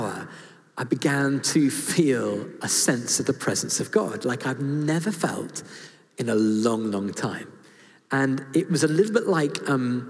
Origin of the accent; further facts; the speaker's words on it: United Kingdom; I'm British and I've been to public school